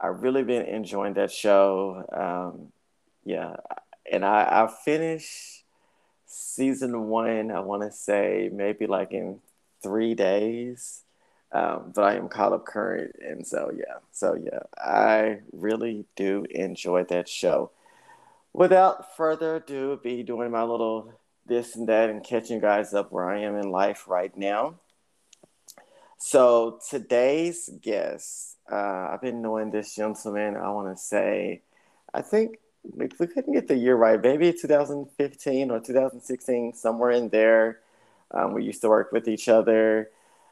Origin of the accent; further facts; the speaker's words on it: Dallas, Texas, United States; I'm born and raised here in Dallas